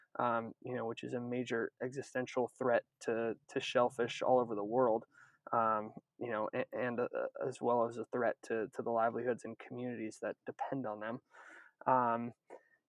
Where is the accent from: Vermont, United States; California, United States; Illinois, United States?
California, United States; Northern; moved away as an adult; also born or lived in Maine; I'm from Northern California originally